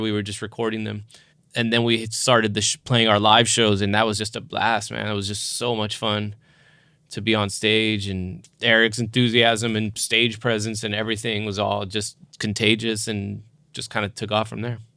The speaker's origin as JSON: {"language": "English", "region": "South Texas", "country": "United States", "said": "I'm from South Texas"}